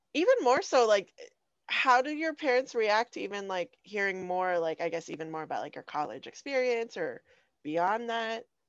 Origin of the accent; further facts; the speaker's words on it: Phoenix, Arizona, United States; I'm from South Phoenix.